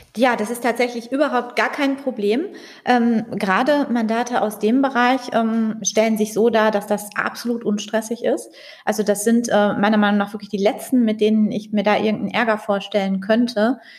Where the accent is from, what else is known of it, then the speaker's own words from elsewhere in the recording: Dortmund, North Rhine-Westphalia, Germany; ich bin ja hier in Dortmund aufgewachsen